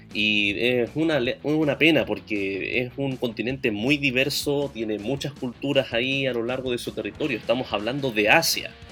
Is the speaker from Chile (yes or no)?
yes; Antofagasta, Chile; de donde yo vengo, Antofagasta